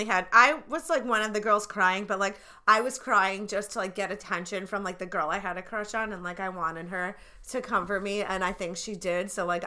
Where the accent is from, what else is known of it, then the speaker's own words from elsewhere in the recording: New Jersey, United States; See, that's the cool part about growing up in New Jersey.